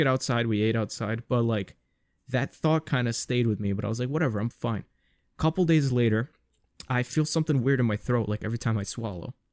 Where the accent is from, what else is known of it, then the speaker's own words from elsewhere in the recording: New York City, New York, United States; being a New Yorker